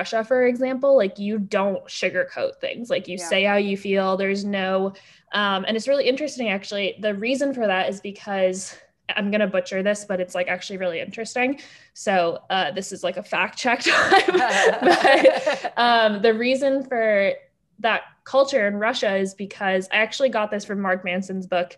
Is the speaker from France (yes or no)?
yes; France; moved away; I grew up in France